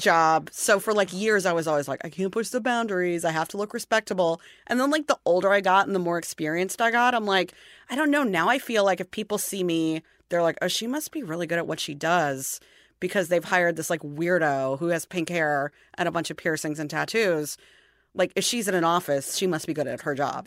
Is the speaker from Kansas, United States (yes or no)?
no; St. Louis, Missouri, United States; I'm from Saint Louis